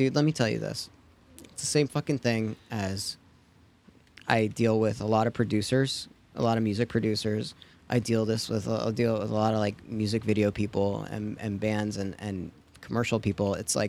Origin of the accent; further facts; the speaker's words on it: New York, United States; born there; Well, I was born in New York, and that is where my parents, like, we had it, but we never, like, watched it.